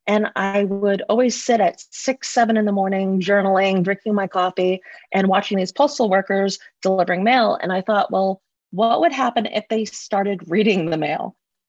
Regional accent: Russia; also born or lived in Malaysia; I grew up in Russia and Malaysia, so that wasn't too much of a stretch.

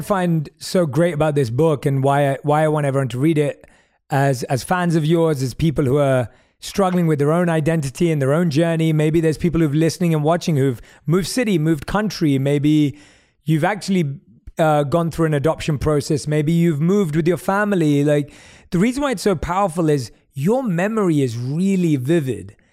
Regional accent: London, United Kingdom; now in Los Angeles, United States; As a South Asian growing up in London

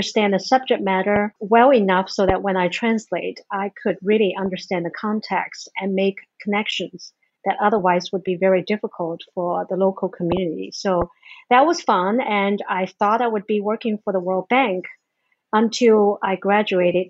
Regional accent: Hangzhou, Zhejiang, China; English is a second language; I was born and raised in China in a city called Hangzhou.

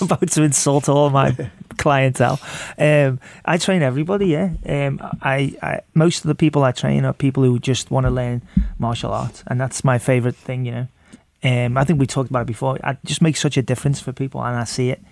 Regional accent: Liverpool, North West England, United Kingdom; moved away; I come from Liverpool

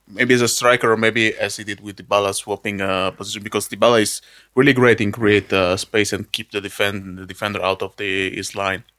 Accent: Arconate, Lombardy, Italy; English is a second language; my hometown, Arconate

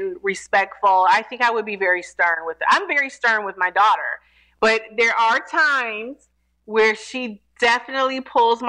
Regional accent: Detroit, Michigan, United States; now in Atlanta, United States; I'm a Detroit native, born and raised in Detroit

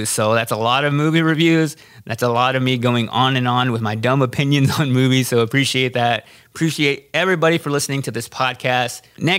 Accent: Texas, United States; I am from Texas. I know these small towns in Texas.

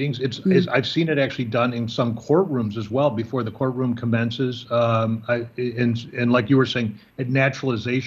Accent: Illinois, United States; now in China; I'm from Illinois, so we didn't have an Illinois pledge

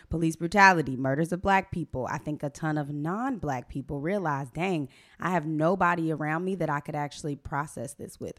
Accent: Atlanta, Georgia, United States; I am from the Atlanta, Georgia

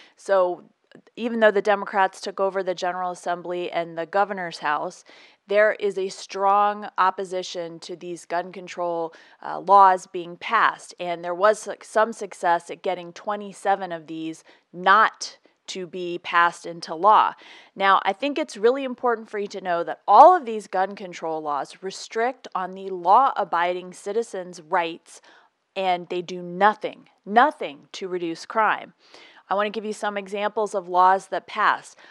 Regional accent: Virginia, United States; moved away; I grew up in Virginia. I went to school in Virginia. I don't live there now

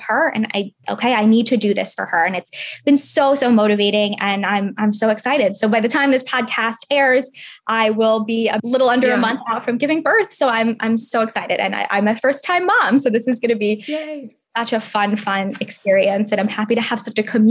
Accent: New York City, New York, United States; now in San Francisco, United States; I grew up in New York City. Now we live in San Francisco

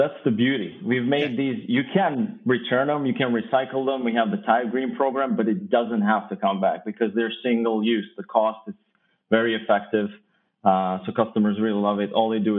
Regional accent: Kosovo; moved away; I'm originally from Kosovo

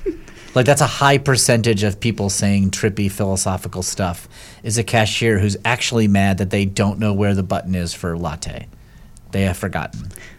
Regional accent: Connecticut, United States; also born or lived in New York City; I grew up in Connecticut, and then I lived in New York City for like 17 years.

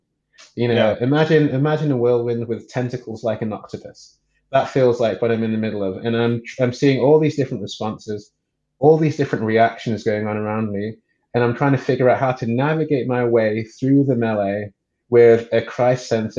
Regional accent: England, United Kingdom; moved away as an adult; now in California, United States; I am from England, born and raised in England to Nigerian parents

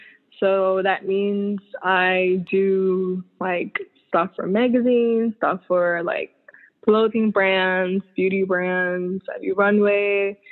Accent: Bermuda; moved away as an adult; also born or lived in Southampton, Bermuda / Devonshire, Bermuda; now in New York, United States; I was born and raised. born and raised in Bermuda, and I moved to New York like in 2010. Yeah, 2010.

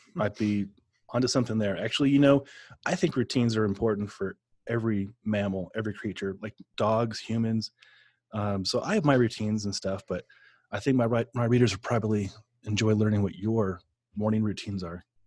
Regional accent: Omaha, Nebraska, United States; I grew up in Omaha

